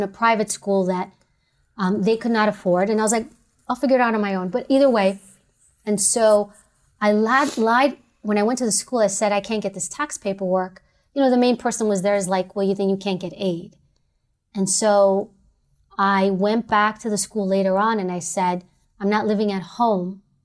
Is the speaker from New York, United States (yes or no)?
yes; New York City, New York, United States; growing up in New York